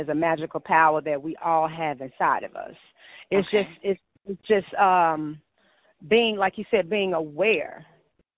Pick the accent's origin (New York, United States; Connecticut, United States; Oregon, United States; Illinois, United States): Illinois, United States; Homewood; also born or lived in Hyde Park, Chicago; my mom moved me to a suburb called Homewood in Chicago, in Illinois. I was raised there